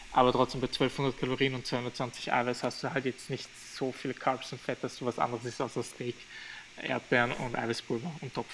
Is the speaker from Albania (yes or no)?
yes; Albania; Und wir sind ja aus Albanien, also muss, muss man sich halt vorstellen